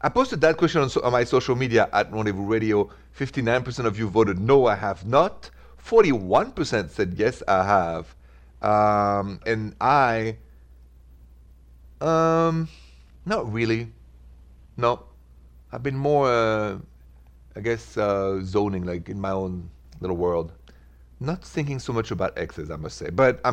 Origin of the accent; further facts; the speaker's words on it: France; I'm from France